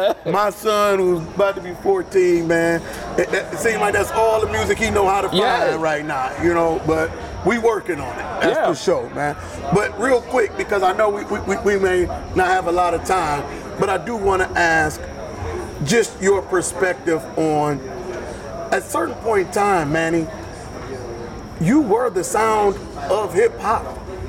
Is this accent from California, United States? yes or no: no; Detroit, Michigan, United States; I'm originally from Detroit.